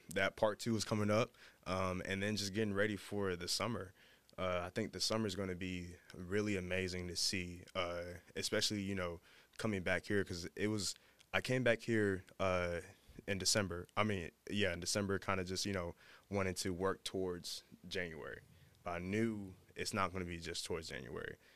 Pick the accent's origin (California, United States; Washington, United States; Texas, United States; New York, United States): Texas, United States; Dallas; moved away; I'm from Dallas